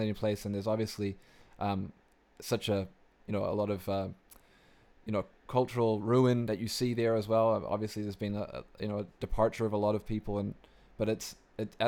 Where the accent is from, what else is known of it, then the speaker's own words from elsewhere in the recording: New Zealand; moved away; I'm originally from New Zealand